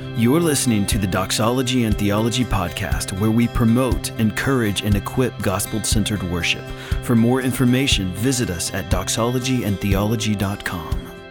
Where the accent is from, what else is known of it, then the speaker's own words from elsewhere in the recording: Kentucky, United States; moved away; my home state, actually, the great state of Kentucky